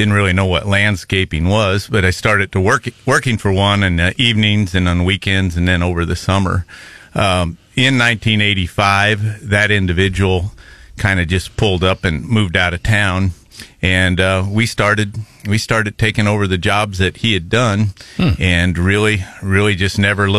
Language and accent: English; Chamois, Missouri, United States; moved away as an adult; now in Columbia, United States; Grew up in Chamoy, which is in Osage County, Missouri. Grew up on a dairy farm down there.